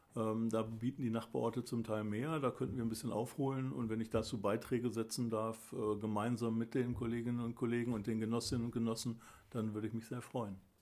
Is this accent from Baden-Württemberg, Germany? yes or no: no; Pattensen, Lower Saxony, Germany; moved away as an adult; ich bin Pattenser von Geburt auf. Ich habe die ersten 27 Lebensjahre hier in Pattensen verbracht.